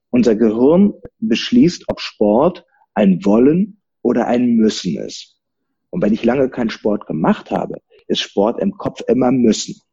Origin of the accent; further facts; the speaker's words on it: Rhineland, Germany; Als Rheinländer nimmst du dich halt nicht so ernst. Ne? Das, das, kriegst du von klein auf beigebracht.